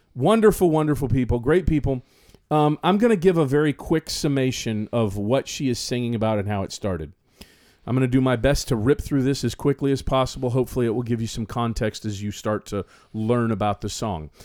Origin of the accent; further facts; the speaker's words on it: the South, United States; also born or lived in South Florida; as a Southern youngster